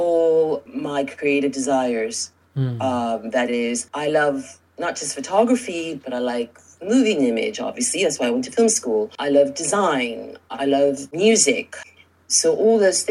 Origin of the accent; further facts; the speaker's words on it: New York City, New York, United States; I'm from New York originally, born and raised in New York City. I'm the daughter of Cuban immigrants.